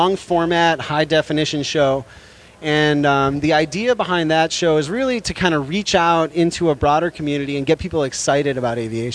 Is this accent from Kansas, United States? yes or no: no; Chicago, Illinois, United States; now in San Francisco, United States; I'm from Chicago